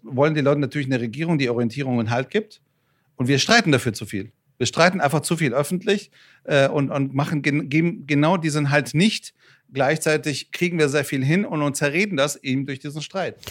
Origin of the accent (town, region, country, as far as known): Frankfurt, Hesse, Germany; born or raised there; also born or lived in Iran